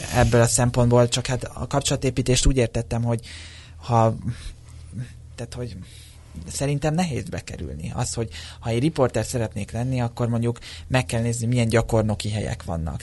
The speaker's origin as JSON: {"language": "Hungarian", "country": "Hungary", "tie": "born or raised there", "said": "én most már 23 éve születésem óta Magyarországon élek, tehát a, a társ, a szó, itt szocializálódtam"}